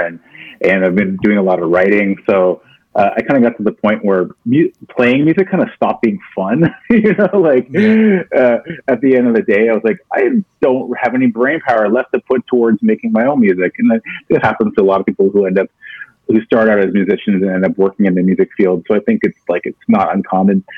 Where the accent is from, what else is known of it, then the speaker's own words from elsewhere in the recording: Toronto, Ontario, Canada; I grew up in Scarborough.